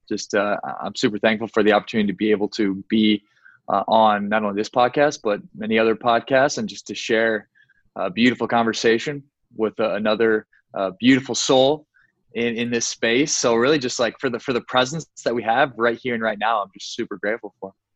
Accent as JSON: {"language": "English", "town": "Sioux Falls", "region": "South Dakota", "country": "United States", "tie": "born or raised there", "moved": "as an adult", "lives_now": "Miami, United States", "said": "I eventually moved to Miami, Florida, from my hometown of Sioux Falls, South Dakota"}